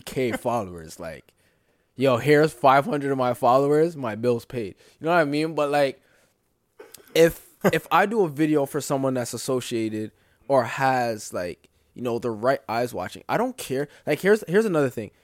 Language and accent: English; Brampton, Ontario, Canada; I'm from Brampton